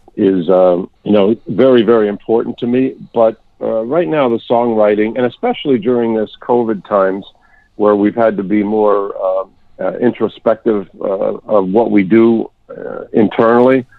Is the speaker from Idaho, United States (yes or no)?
no; New York, United States; moved away; also born or lived in Pennsylvania; I was born in New York and raised there, but I was living in Pennsylvania